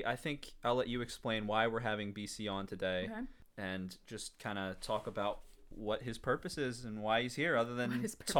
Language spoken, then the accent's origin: English; Nairobi, Kenya; I grew up internationally. I grew up in Nairobi as a missionary kid.